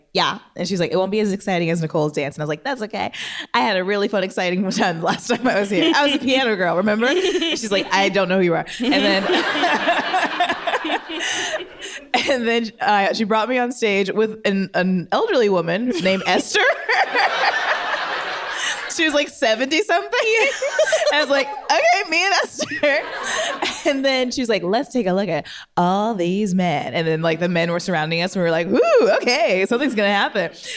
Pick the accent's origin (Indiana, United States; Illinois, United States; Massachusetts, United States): Indiana, United States; Indianapolis; now in Los Angeles, United States; I'm from Indianapolis, Indiana